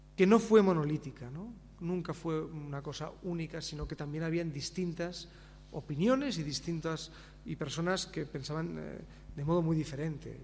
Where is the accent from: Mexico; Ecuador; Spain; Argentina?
Spain